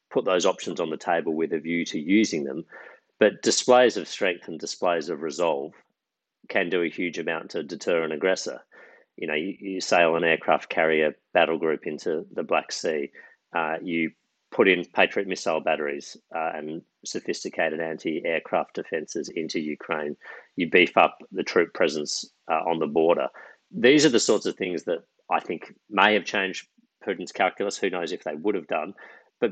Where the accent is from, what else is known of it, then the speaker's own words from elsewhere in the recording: Australia; as an Australian